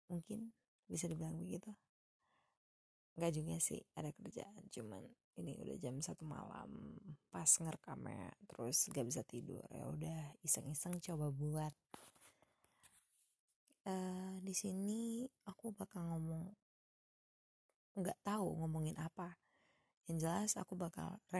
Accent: Padang, West Sumatra, Indonesia; now in Bandung, Indonesia; lalu saya orang Padang yang tinggal di Bandung

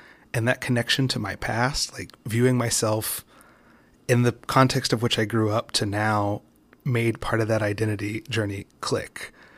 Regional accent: West Virginia, United States; I grew up in West Virginia. I'm biracial.

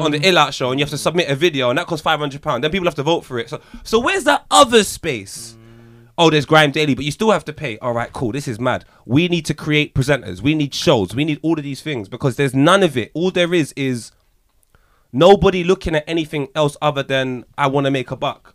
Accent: Jamaica; I can only speak for as a Jamaican

